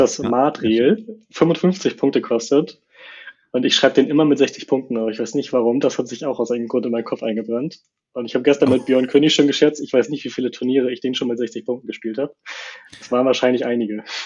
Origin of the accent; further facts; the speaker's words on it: Hamburg area, Germany; also born or lived in Norderstedt; ich wohne zwischen in Norderstedt, sonst eigentlich immer so im Bereich Hamburg, ist direkt daneben